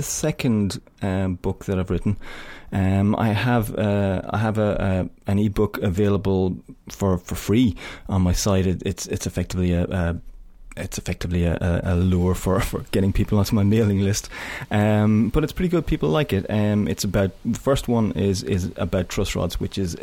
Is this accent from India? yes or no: no; Ireland; I'm Irish